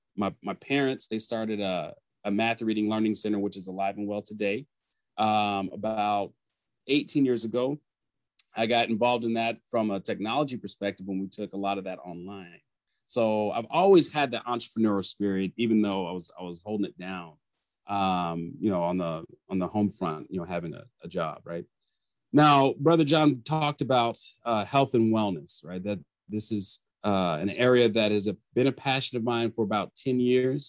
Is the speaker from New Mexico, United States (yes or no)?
no; Plano, Texas, United States; also born or lived in Houston, Texas; now in Austin, United States; I was born in Houston, but primarily raised in the Dallas area in a suburb called Plano